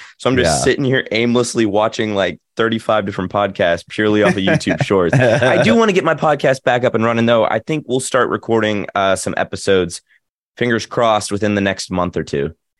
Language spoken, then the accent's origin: English; Nashville, Tennessee, United States; accent: Southern; So I'm from Nashville, and my Southern accent comes out a little bit on certain words and things like that.